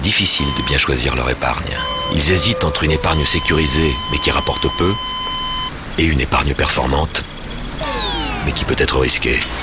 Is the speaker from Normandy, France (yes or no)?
yes; Normandy, France; c'est en Normandie, c'est ma région. Hein. je suis normand.